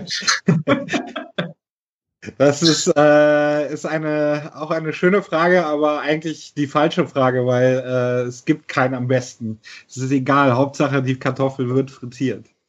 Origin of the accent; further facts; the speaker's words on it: near Cologne, North Rhine-Westphalia, Germany; ich bin tatsächlich äh, in, im Kölschgürtel geboren bei Köln mhm. ähm, und dort aufgewachsen.